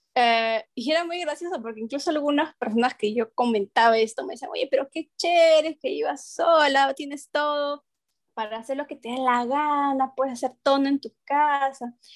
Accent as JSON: {"language": "Spanish", "town": "Huancayo", "region": "Junín", "country": "Peru", "tie": "born or raised there", "moved": "yes", "said": "veníamos de una familia grandota en, mi Huancayo, que es mi tierra natal"}